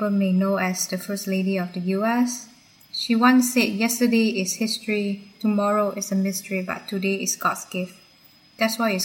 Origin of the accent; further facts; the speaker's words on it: Selangor, Malaysia; moved away; my home country, Malaysia.